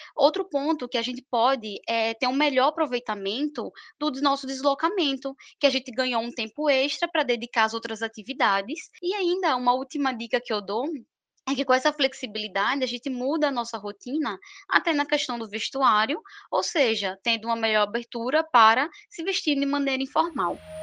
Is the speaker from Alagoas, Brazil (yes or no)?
yes; Maceió, Alagoas, Brazil; moved away as an adult; also born or lived in São Paulo; now in Maceió, Brazil; eu retornei à minha cidade natal, Maceió, Alagoas